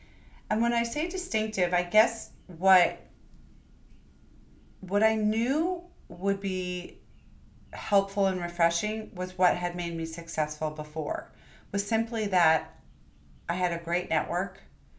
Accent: New York, United States; sometimes being a New Yorker and being super fast and not having a ton of time and not necessarily always being the most flowery person.

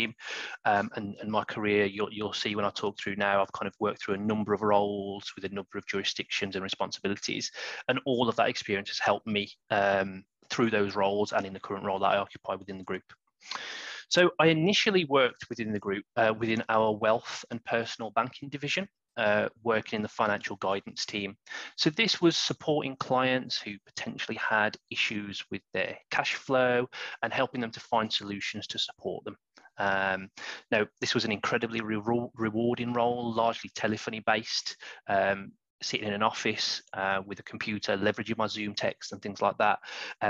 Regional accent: West Midlands, United Kingdom; I'm from the West Midlands, and I'm sure that accent is coming through loud and clear

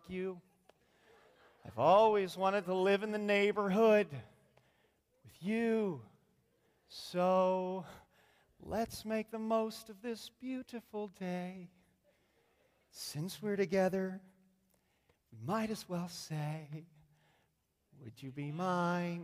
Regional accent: Indiana, United States; now in Fort Myers, United States; I'm from Indiana

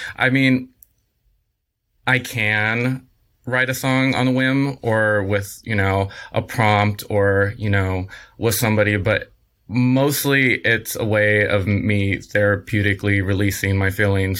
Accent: San Diego, California, United States; now in Los Angeles, United States; I'm originally from San Diego, um, Southern California, born and raised

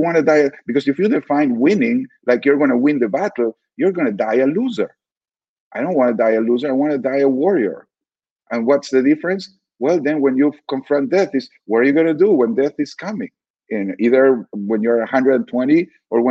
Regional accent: Argentina; I grew up in Argentina under a fairly anti-Semitic regime

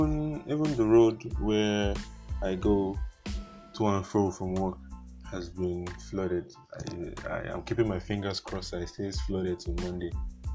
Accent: Ondo, Nigeria; I'm from Ondo myself.

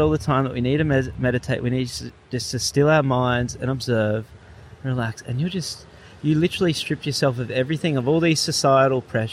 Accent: Gold Coast, Queensland, Australia; now in Crescent Head, Australia; I'm from the Gold Coast.

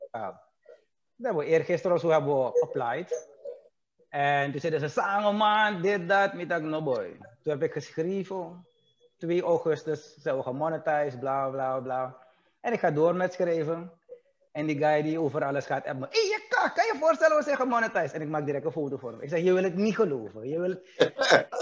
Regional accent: Suriname; wij, dus als Surinamers, maar vroeger waren we een bloeiend land

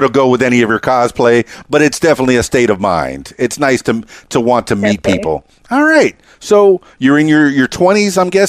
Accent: Miami, Florida, United States; I'm a Cuban guy. You know, white guy from Miami.

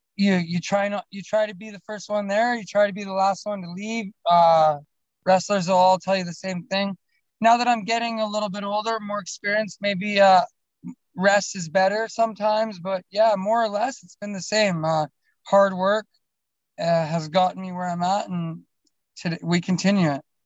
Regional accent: Alberta, Canada; I'm from Alberta. I don't know if you know Canada too well, but we, are the we're the Texas of uh, of Canada

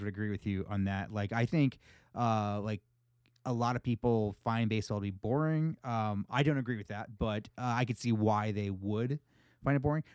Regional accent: United States; accent: American; my my american accent

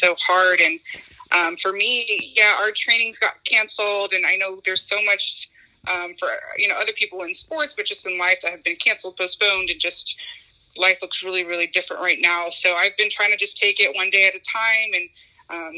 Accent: Pleasanton, California, United States; also born or lived in Japan; growing up, I played in my hometown league, the Pleasanton League here

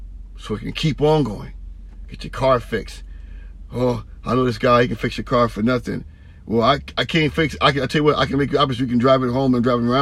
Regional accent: San Francisco and Oakland area, California, United States; now in Vallejo, United States; I'm from San Francisco and Oakland area and now Vallejo

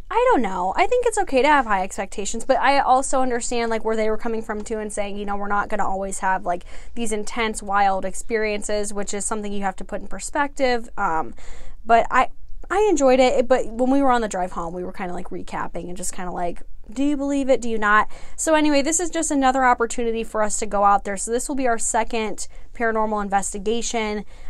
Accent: Indiana, United States; I'm from Indiana.

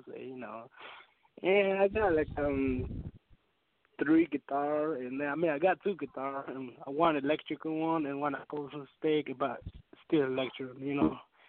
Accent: Guatemala; moved away; I'm from Guatemala.

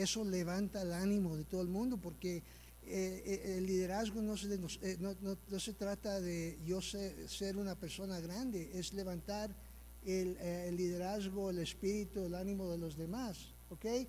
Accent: United States; Soy yo que nací aquí en los Estados Unidos

